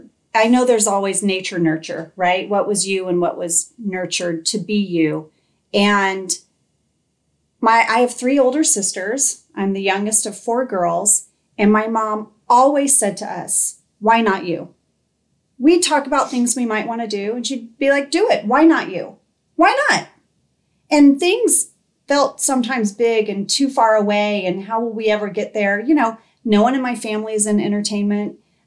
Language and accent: English; Indonesia; I grew up in Indonesia.